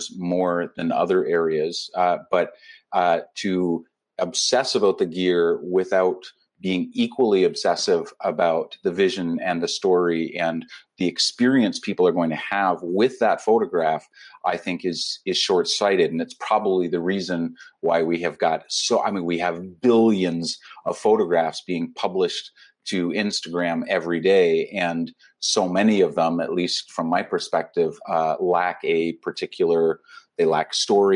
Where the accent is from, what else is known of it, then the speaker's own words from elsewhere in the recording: Canada; I'm a Canadian travel and humanitarian photographer